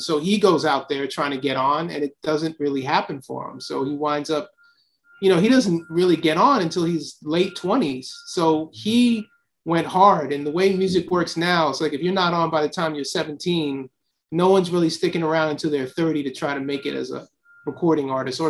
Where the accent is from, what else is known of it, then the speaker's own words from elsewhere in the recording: Silver Spring, Maryland, United States; moved away; also born or lived in Queens; Well, I grew up initially in Silver Spring, Maryland. You know, my father was a filmmaker and he taught at Howard University. And my parents split up, so we moved to Queens in 1977.